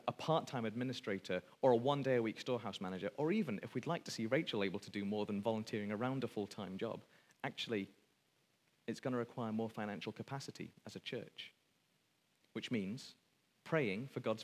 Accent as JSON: {"language": "English", "region": "Wales", "country": "United Kingdom", "said": "speaking as a Welshman"}